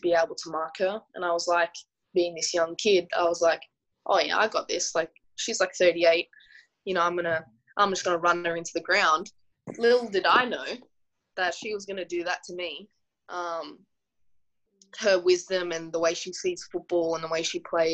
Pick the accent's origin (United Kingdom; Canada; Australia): Australia; Sydney, New South Wales; I'm just a normal person that was born and raised in Western Sydney